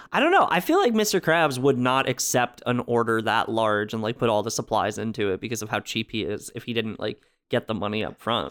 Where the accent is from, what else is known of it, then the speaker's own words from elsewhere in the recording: New Jersey, United States; I'm from New Jersey